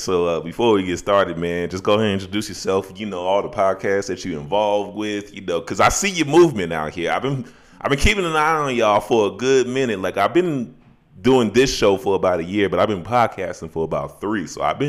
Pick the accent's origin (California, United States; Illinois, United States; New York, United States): Illinois, United States; Chicago; I'm originally from Chicago, but I've been living all over the country.